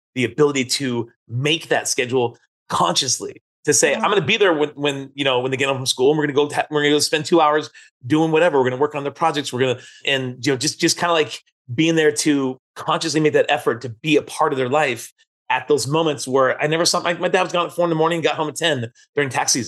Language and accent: English; San Francisco, California, United States; We grew up in San Francisco